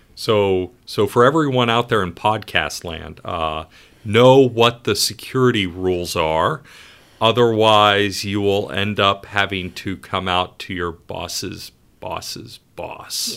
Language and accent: English; Ohio, United States; moved away as an adult; also born or lived in upstate New York; now in Rhode Island, United States; I grew up in Ohio, went to school in upstate New York.